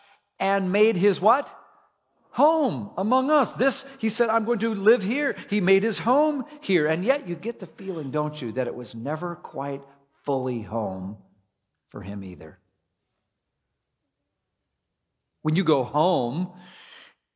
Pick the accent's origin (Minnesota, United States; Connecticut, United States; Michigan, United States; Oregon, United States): Minnesota, United States; moved away; I grew up in Minnesota